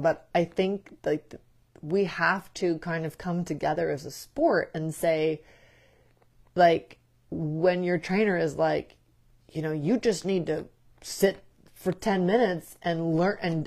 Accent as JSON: {"language": "English", "region": "Midwest", "country": "United States", "tie": "born or raised there", "said": "growing up in the Midwest"}